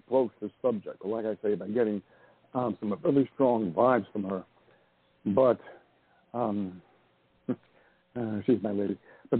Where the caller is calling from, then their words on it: Montana, United States; I'm calling from Montana.